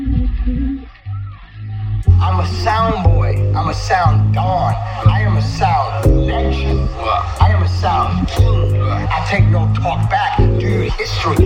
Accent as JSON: {"language": "English", "region": "Florida", "country": "United States", "tie": "born or raised there", "also_born_or_lived": "New Orleans / Orlando / Miami / North Carolina", "said": "I'm a Florida boy. I was raised in Florida"}